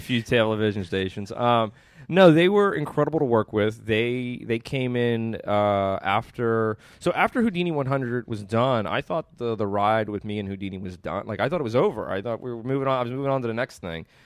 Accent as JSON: {"language": "English", "town": "Pittsburgh", "region": "Pennsylvania", "country": "United States", "tie": "born or raised there", "said": "I grew up here"}